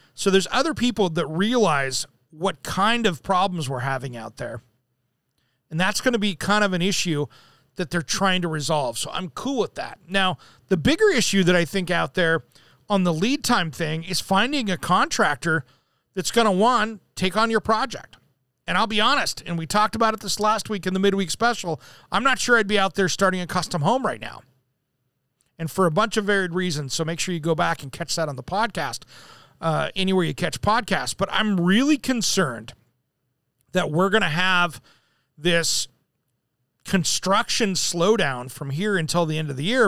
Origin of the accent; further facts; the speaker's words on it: Tri-Cities, eastern Washington, United States; now in Portland, United States; I grew up in the Tri Cities, which is in eastern Washington